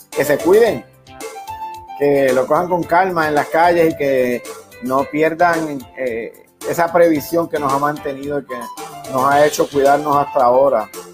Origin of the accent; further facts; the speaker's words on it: Puerto Rico; somos los puertorriqueños